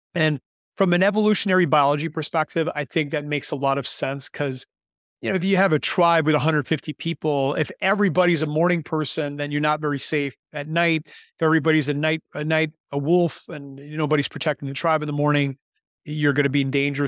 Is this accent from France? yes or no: no; Canada; moved away as an adult; now in Panama; am Canadian, but I've been living in Panama now for nineteen years